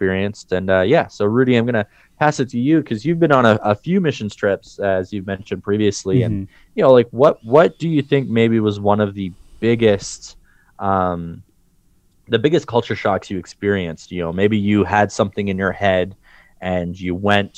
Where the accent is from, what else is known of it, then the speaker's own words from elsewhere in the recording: Canada; as a Canadian